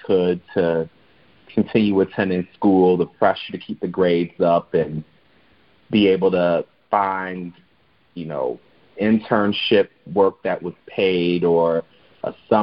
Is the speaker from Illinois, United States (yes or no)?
yes; Chicago, Illinois, United States; my own experience of living and growing up in Chicago